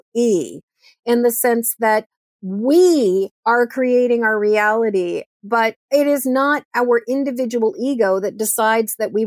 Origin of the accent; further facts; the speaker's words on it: Massachusetts, United States; now in Maine, United States; I grew up in Massachusetts.